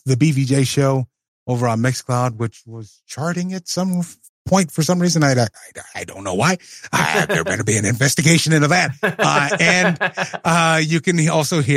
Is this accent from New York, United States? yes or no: no; Tennessee, United States; in my hometown